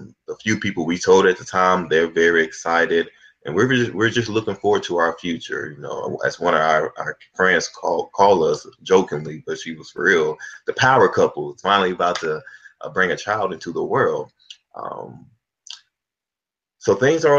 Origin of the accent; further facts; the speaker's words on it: Florence, Alabama, United States; moved away as an adult; also born or lived in Atlanta, Georgia; I'm originally from Florence, Alabama. Grew up there